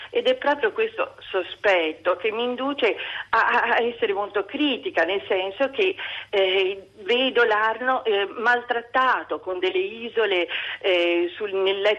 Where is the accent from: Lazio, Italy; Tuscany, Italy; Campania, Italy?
Tuscany, Italy; Florence; io sono fiorentina, cioè vivo a Firenze